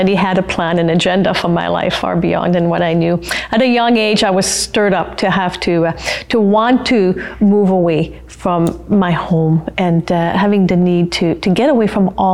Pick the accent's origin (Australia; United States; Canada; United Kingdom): Canada; first language French; English is a second language; moved away as an adult; also born or lived in Regina / Northern Saskatchewan; as a French Canadian, against all odds, barely made it through high school